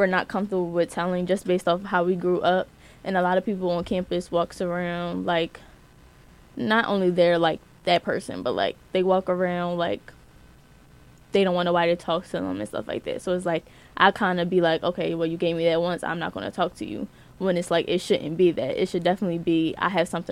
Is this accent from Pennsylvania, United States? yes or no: yes; Philadelphia, Pennsylvania, United States; moved away; I'm from Philly